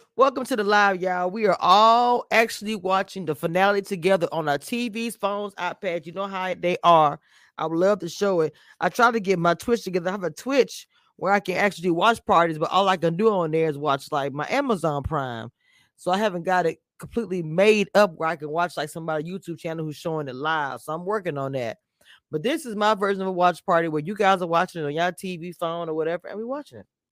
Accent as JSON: {"language": "English", "region": "Louisiana", "country": "United States", "also_born_or_lived": "the South", "said": "I'm from Louisiana"}